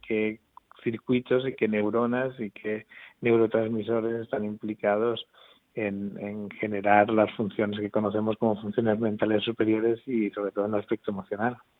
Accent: Albacete, Castilla-La Mancha, Spain; moved away as an adult; now in Murcia, Spain; soy de Albacete, pero vamos, como si fuera murciano, porque llevo, viviendo en Murcia desde, que me vine a hacer la carrera prácticamente

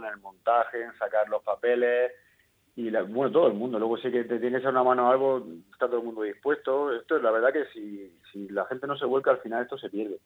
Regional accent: Zarzadilla de Totana, Region of Murcia, Spain; censado aquí estaremos unos 400

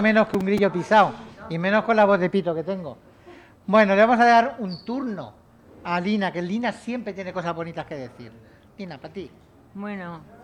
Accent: Lumbreras, Spain; moved away; Lumbreras, que es mi pueblo

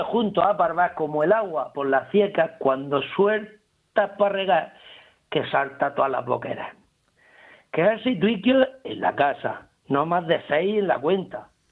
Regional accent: Murcia, Region of Murcia, Spain; accent: panocho; en la lengua de mi tierra, aquí, en de mi barraca, en el bando de la huerta

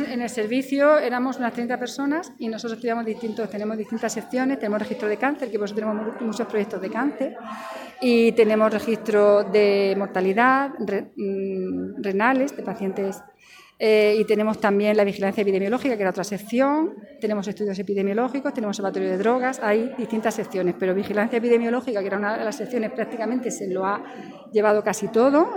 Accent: Yecla, Region of Murcia, Spain; now in Murcia, Spain; en mi pueblo donde he nacido donde me he criado

